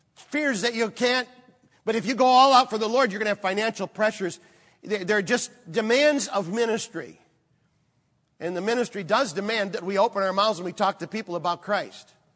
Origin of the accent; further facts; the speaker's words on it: Michigan, United States; moved away; also born or lived in Chicago area; I grew up in Michigan